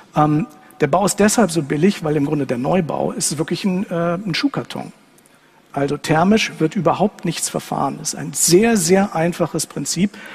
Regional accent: Germany; moved away as an adult; also born or lived in Braunschweig / Los Angeles; als Deutscher, wenn man dort lebt

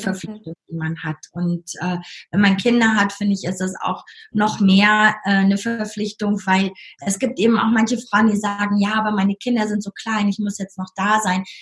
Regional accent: North Rhine-Westphalia, Germany; moved away as an adult; also born or lived in United States; now in Lake Constance, Germany; von meiner Heimat Nordrhein-Westfalen

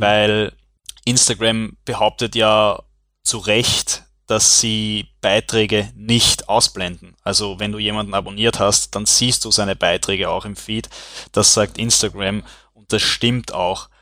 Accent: Vienna, Austria; aus Wien

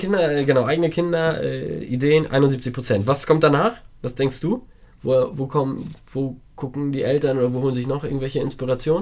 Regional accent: Poland

